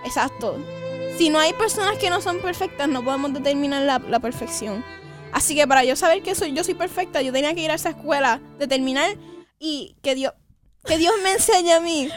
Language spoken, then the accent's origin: Spanish; Puerto Rico; yo soy boricua, yo la, la X la hago en J.